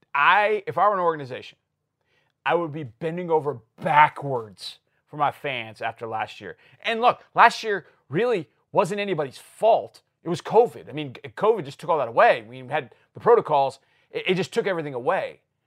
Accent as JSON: {"language": "English", "region": "Wisconsin", "country": "United States", "tie": "born or raised there", "moved": "yes", "said": "I grew up in Wisconsin"}